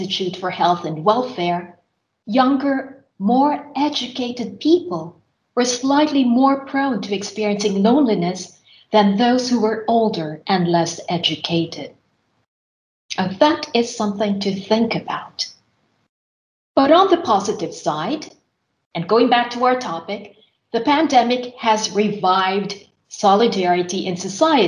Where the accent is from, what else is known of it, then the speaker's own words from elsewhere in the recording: Philippines; moved away as an adult; now in Finland; since my university years back in my home country, which is the Philippines. While living in Finland